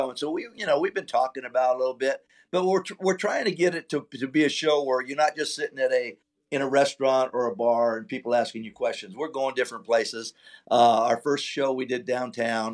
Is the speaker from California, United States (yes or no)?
yes; California, United States; I'm from California